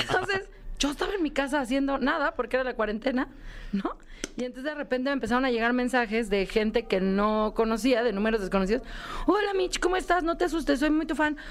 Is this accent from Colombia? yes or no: no; Mexico City, Mexico; el lugar de donde vengo, de Xochimilco, de México